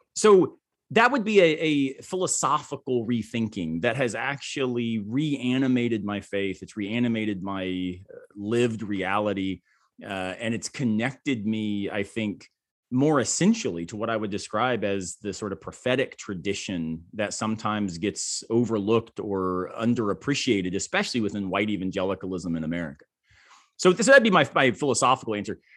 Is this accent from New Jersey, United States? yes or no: no; Tampa, Florida, United States; now in Greenville, United States; I grew up in Tampa, Florida